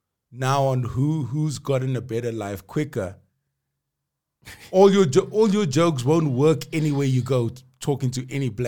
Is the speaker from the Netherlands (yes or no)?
no; Durban, KwaZulu-Natal, South Africa; now in Johannesburg, South Africa; Growing up in Durban and going to Zululand